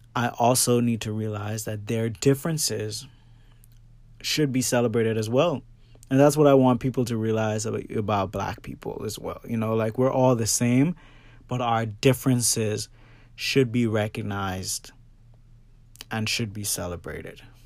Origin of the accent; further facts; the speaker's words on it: Bahamas; now in Florida, United States; I grew up in the Bahamas and now I'm living in Florida